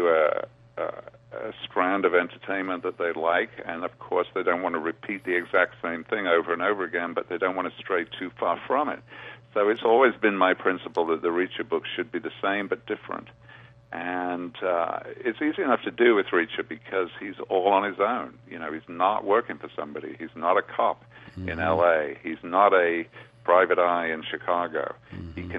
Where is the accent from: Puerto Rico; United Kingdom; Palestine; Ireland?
United Kingdom; England; moved away as an adult; I'm a native of England